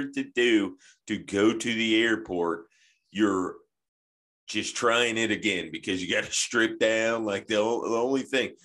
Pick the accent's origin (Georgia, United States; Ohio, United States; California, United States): Georgia, United States; Atlanta; now in Nashville, United States; I grew up in Atlanta, too